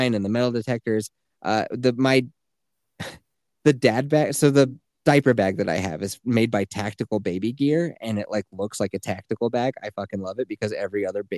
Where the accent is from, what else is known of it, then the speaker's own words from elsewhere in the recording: Colorado, United States; growing up in Colorado